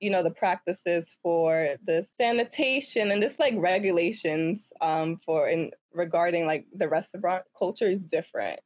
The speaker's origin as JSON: {"language": "English", "town": "New York City", "region": "New York", "country": "United States", "tie": "born or raised there", "said": "I'm from Harlem, and I never grew up, like, around much nature or trees or anything."}